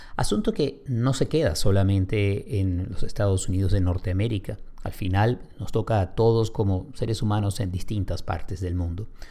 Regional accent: Caracas, Capital District, Venezuela; somos ambos venezolanos y crecimos en Caracas

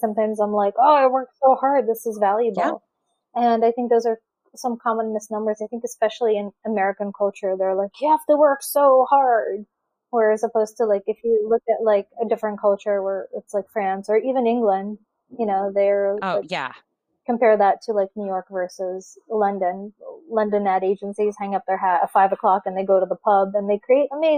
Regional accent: Russia; now in United States; I'm an immigrant. I grew up in Russia.

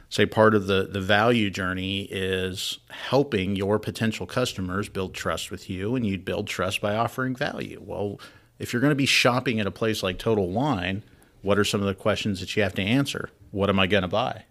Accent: Wyoming, United States; moved away; I'm from Wyoming

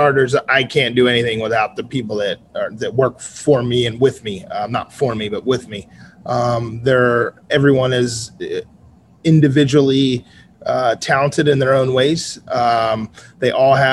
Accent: Cape May, New Jersey, United States; moved away as an adult; now in San Diego, United States; I am originally from South Jersey. Literally exit zero on the Garden State Parkway, town called Cape May

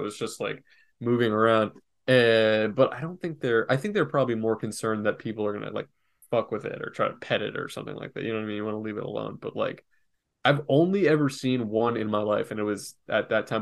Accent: Florida, United States; also born or lived in New York / North Carolina; growing up in Florida

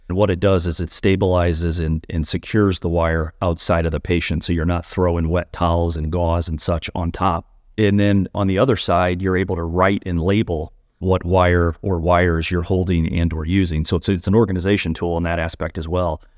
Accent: a suburb of Saint Louis, Missouri, United States; also born or lived in Cincinnati; I actually practice in my hometown

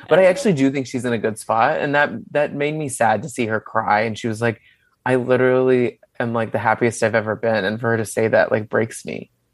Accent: Dallas, Texas, United States; I grew up in Dallas.

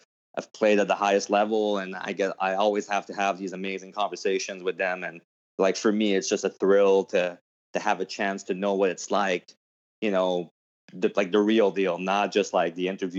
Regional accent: Canada; I'm sorry, I'm from Canada. I'm a big hockey guy

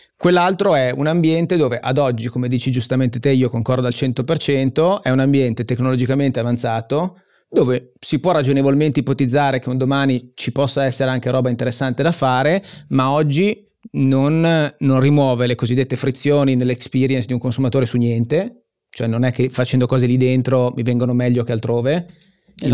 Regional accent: Genoa, Liguria, Italy; io sono genovese

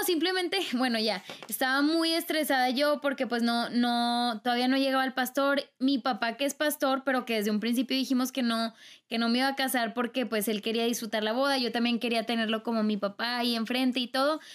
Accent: Mexico; yo soy de cultura mexicana

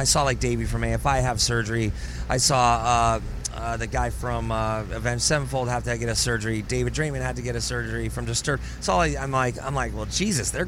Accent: Ireland; Irish people, we hate the doctor.

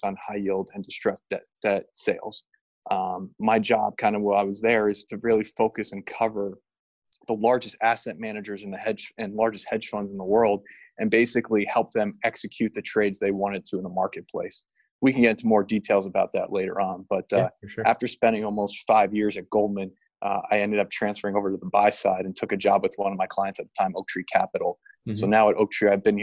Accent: New Jersey, United States; moved away as an adult; also born or lived in Virginia / New York; now in Los Angeles, United States; I'm originally from New Jersey, grew up a Jets fan and a Yankees fan

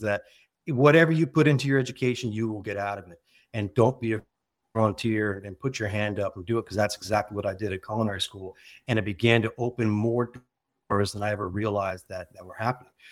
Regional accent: Connecticut, United States; growing up in Connecticut

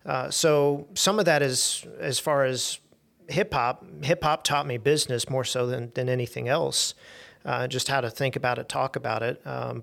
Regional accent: Little Rock, Arkansas, United States; So I was born and raised in Little Rock, and I'm fortunate.

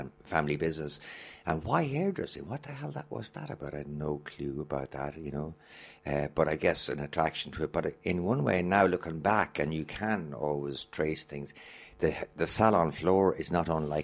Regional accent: Ireland; moved away as an adult; also born or lived in London; being Irish

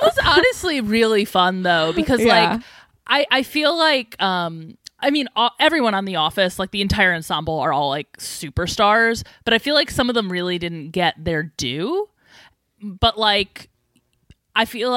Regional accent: Scranton, Pennsylvania, United States; as a teenager growing up in Scranton

